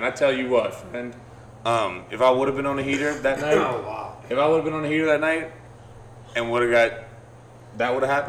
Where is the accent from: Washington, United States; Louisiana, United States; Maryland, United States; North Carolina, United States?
Louisiana, United States; New Orleans; we're from New Orleans.